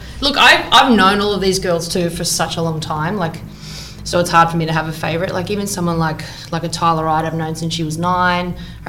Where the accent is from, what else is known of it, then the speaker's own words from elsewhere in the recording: Australia; as an Australian